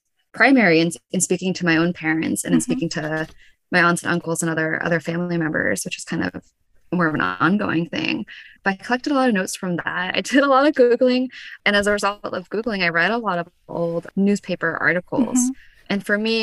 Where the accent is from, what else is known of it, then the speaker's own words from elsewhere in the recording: United States; I was born in the United States. My family came here because of, you know, post-Vietnam War.